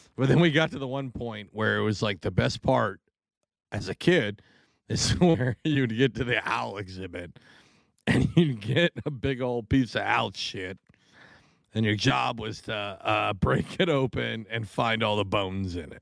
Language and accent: English; Washington, United States; moved away; I grew up in Washington